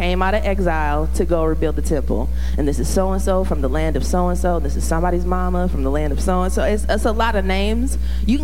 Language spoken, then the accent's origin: English; the South, United States; I'm from the South